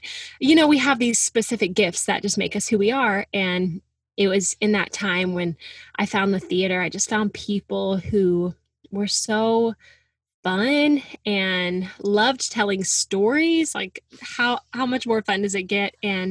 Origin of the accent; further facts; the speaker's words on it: Little Rock, Arkansas, United States; moved away as an adult; also born or lived in Oklahoma City; now in New York City, United States; I'm from Little Rock, Arkansas. I'm the youngest of three girls. And yeah, growing up, faith and family was just such a big part of my life